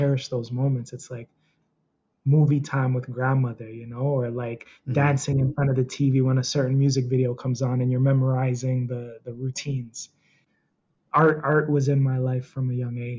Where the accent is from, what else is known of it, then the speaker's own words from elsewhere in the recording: Toronto, Ontario, Canada; also born or lived in Niagara Falls; I'm from Toronto, born and raised. I was raised in Niagara Falls for a time being throughout my life, but mostly Toronto has been my home.